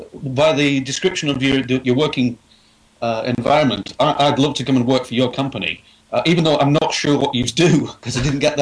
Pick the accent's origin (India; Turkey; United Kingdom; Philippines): United Kingdom; England; I'm a small guy. I'm English with long hair and a beard.